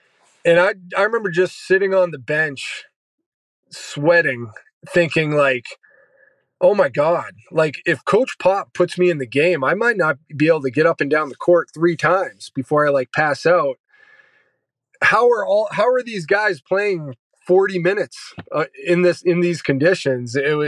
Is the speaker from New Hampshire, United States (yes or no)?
yes; New Hampshire, United States; also born or lived in San Antonio; I'm from New Hampshire. I went to University of Florida and I've been in San Antonio